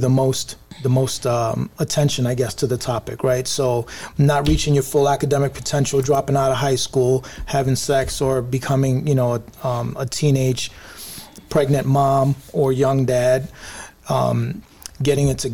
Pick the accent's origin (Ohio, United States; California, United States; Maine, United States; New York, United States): New York, United States; New York City; the average kid in my neighborhood growing up in the South Bronx